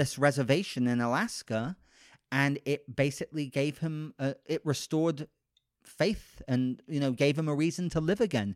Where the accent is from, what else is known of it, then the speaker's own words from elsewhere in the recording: United Kingdom; moved away; I'm British, so I didn't grow up with Mister Rogers